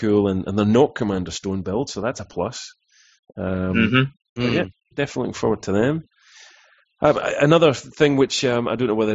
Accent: United Kingdom; we're all from Britain

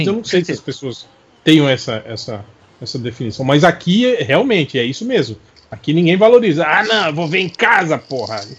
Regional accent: Rio de Janeiro, Brazil; Eu sou carioca, mas eu sou certinho e limpinho.

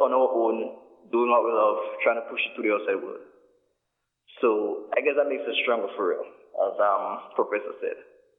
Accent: Dominica; Yeah, growing up in Dominica

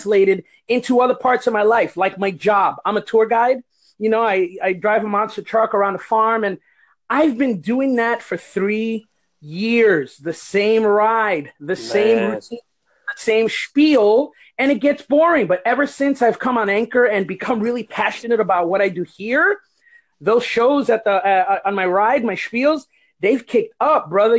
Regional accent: El Barrio, New Jersey, United States; moved away as an adult; now in Florida, United States; I was raised in El Barrio eating rice and beans

